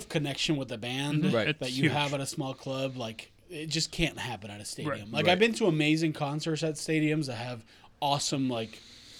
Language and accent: English; Argentina; I'm from Argentina and we have an incredible metal scene there, but the bands sort of never really make it out there